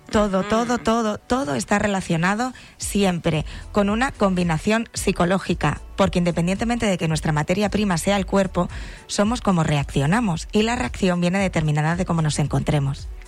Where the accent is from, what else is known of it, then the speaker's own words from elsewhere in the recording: Extremadura, Spain; moved away; Yo que soy extremeña